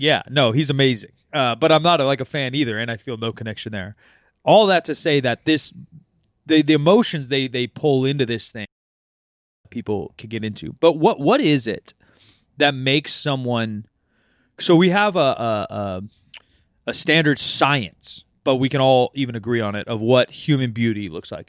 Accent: Oregon, United States; I was born in Oregon

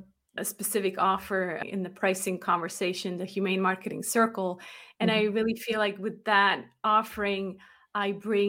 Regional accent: Bern, Switzerland; moved away; I'm originally from Bern.

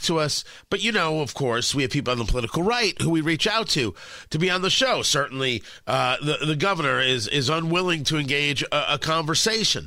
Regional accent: Middletown, New Jersey, United States; now in Indiana, United States; as a kid growing up in Middletown, New Jersey

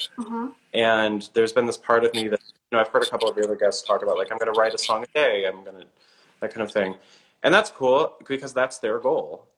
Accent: Minnesota, United States; moved away; I grew up in Minnesota

